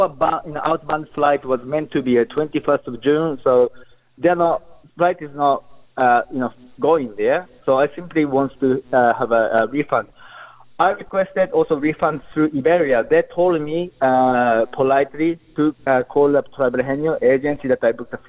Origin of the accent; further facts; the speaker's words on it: Japan; moved away as an adult; also born or lived in Europe / Netherlands; That's my home country.